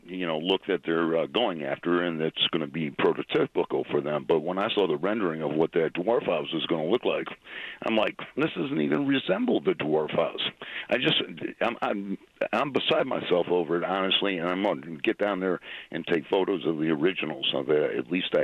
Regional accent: Chicago, Illinois, United States; I'm from Chicago.

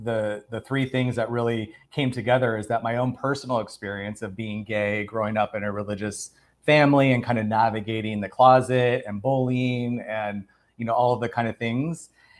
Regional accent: Arizona, United States; moved away as an adult; now in Los Angeles, United States; I'm from Arizona. I've been living in Los Angeles for about 13 years.

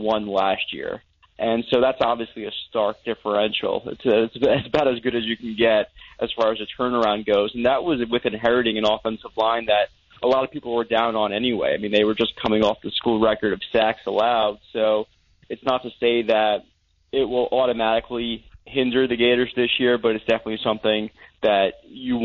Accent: New York, United States; also born or lived in Mississippi; now in Gainesville, United States; I'm from New York, actually.

